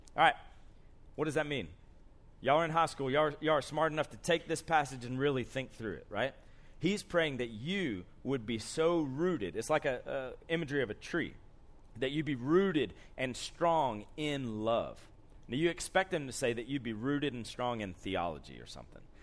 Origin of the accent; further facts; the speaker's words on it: Columbus, Georgia, United States; moved away as an adult; now in Andrews, United States; I grew up in Columbus, Georgia